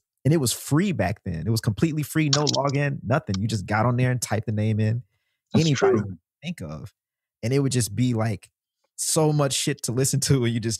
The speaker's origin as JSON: {"language": "English", "region": "Mississippi", "country": "United States", "said": "I'm from Mississippi, man."}